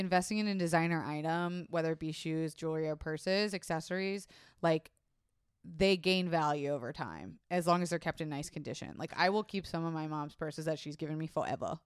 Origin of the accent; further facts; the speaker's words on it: Florida, United States; I was raised in Florida